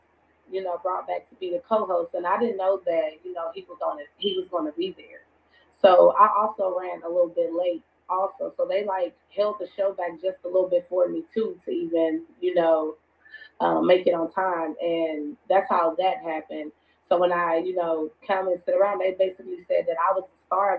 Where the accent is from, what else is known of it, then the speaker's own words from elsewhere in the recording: Waco, Texas, United States; also born or lived in Florida; I am from Waco, Texas.